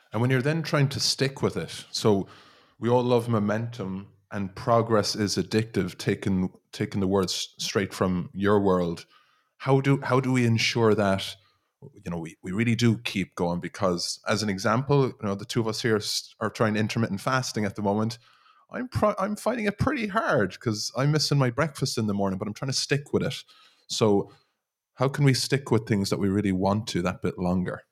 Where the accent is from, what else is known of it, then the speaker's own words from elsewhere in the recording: Ireland; us as Irish people